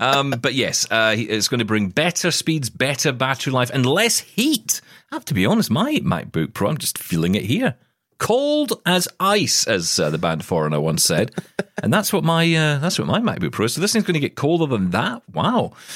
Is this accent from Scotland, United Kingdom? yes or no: yes; Glasgow, Scotland, United Kingdom; she was coming to Glasgow in Scotland. She was going to come to my hometown